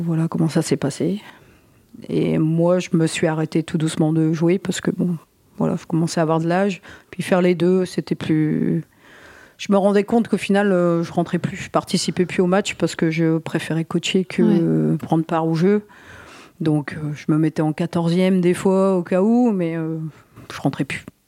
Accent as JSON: {"language": "French", "area": "Côte d'Opale", "region": "Hauts-de-France", "country": "France", "tie": "born or raised there"}